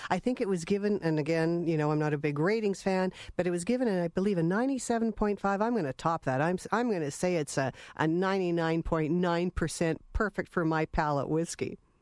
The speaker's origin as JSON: {"language": "English", "country": "Canada", "lives_now": "Regina, Canada", "said": "I am Canadian. I flew in from Regina, Saskatchewan"}